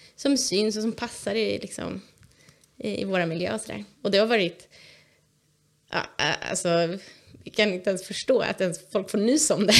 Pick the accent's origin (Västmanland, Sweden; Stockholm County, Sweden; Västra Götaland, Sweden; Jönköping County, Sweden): Stockholm County, Sweden; outside Stockholm; moved away as an adult; now in Vimmerby, Sweden; Jag är uppväxt utanför Stockholm